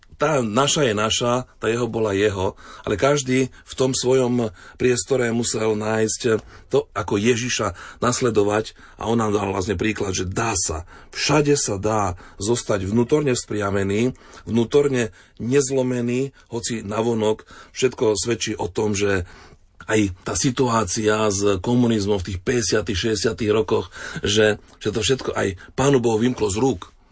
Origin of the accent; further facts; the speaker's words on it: eastern Slovakia, Slovakia; now in Czech Republic; Pochádzam zo Slovenska, z východného Slovenska